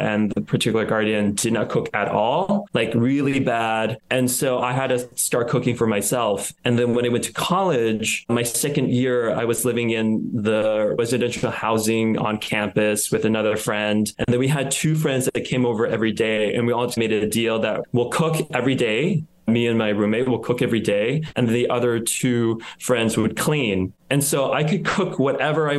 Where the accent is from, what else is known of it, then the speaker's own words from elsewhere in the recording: United States; also born or lived in Thailand; I grew up in the States